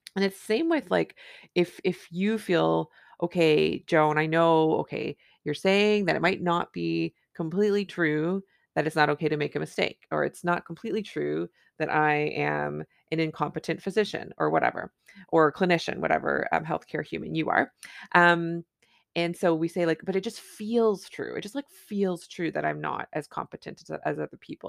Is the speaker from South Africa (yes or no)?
no; Canada; I'm a Canadian family physician